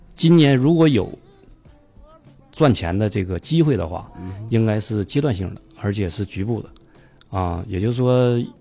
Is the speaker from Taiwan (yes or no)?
no; Heilongjiang, China; also born or lived in Heze, Shandong (ancestral home); 东北人，东北黑龙江。啊。啊，但是这个祖籍呢是山东